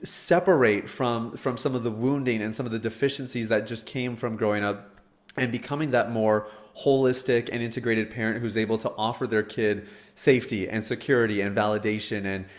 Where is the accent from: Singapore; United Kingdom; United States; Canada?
Canada; As a Canadian, man, that's like, yeah, that's the worst.